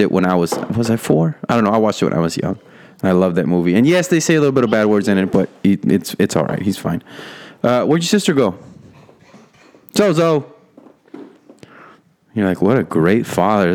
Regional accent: Rio Grande Valley, Texas, United States; moved away; Not my hometown, but my home, RGV Valley. That's where I was born

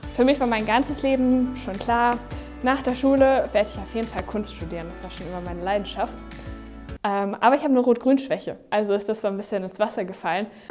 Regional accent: Neumünster, Schleswig-Holstein, Germany; Heimatstadt ist ja voll langweilig

